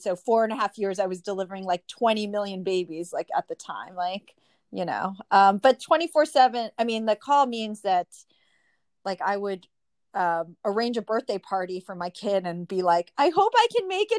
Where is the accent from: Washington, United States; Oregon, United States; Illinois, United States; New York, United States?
New York, United States; New York City; I'm from New York City